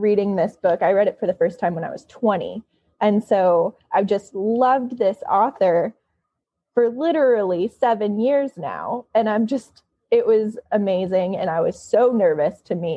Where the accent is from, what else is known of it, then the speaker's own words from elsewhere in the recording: Michigan, United States; now in California, United States; I'm from Michigan, not Grand Rapids